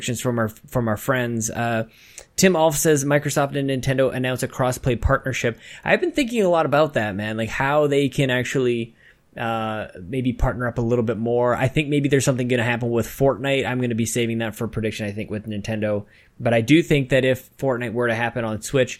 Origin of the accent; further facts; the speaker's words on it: Canada; as a Canadian playing NHL